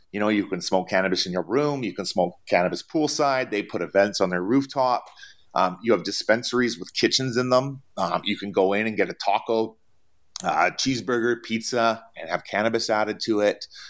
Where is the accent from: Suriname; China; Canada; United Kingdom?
Canada; moved away as an adult; now in United States; I come from Canada